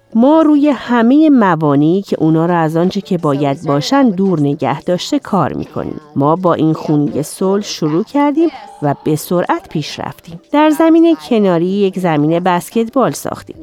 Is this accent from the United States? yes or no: yes; Chicago, Illinois, United States; من در شیکاگو بزرگ شدم